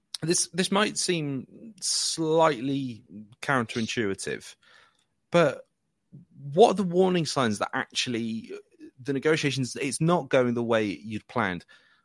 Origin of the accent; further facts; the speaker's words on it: United Kingdom; I'm a Brit